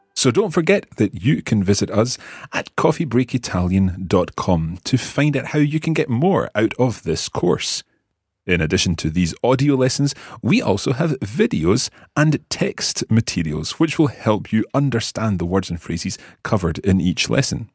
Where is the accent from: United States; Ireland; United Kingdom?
United Kingdom; Scotland; we are from Scotland. We live in Scotland